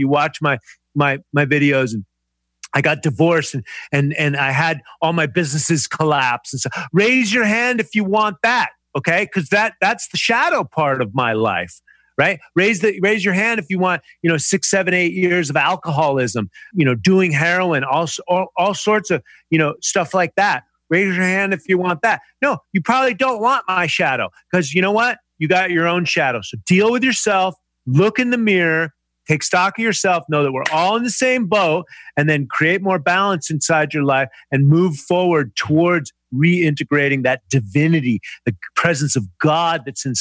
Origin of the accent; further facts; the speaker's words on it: United States; I'm an American